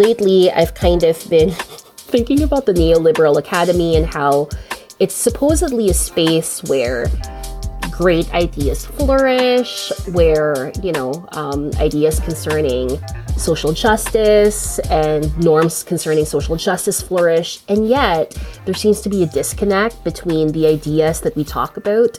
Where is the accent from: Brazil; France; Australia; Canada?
Canada; As a Canadian